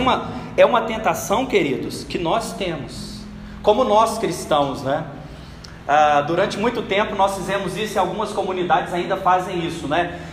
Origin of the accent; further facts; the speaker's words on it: Brazil; nós enquanto brasileiros